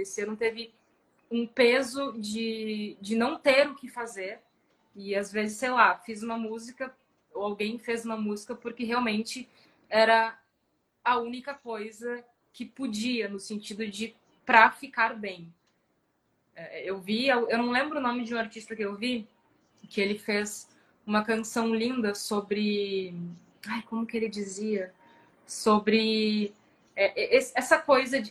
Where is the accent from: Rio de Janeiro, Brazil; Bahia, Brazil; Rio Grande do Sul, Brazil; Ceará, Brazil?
Rio Grande do Sul, Brazil; Porto Alegre; also born or lived in São Paulo; eu sou de Porto Alegre, morei até os 20 anos aqui. Aí, com 20 anos, eu fui morar em São Paulo, morei três anos em São Paulo e voltei